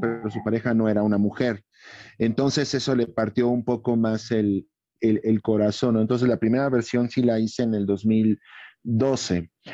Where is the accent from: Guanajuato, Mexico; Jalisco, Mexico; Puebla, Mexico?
Guanajuato, Mexico; Irapuato; mi tierra, Irapuato